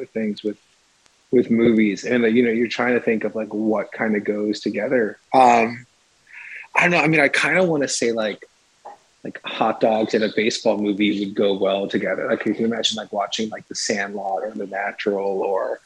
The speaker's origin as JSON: {"language": "English", "country": "United States", "tie": "born or raised there", "moved": "yes", "said": "growing up in the States, we never had any"}